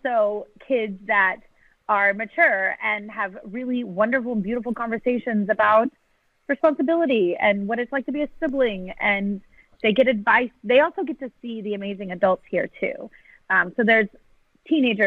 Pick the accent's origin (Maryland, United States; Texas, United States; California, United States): Texas, United States; San Antonio; I grew up in San Antonio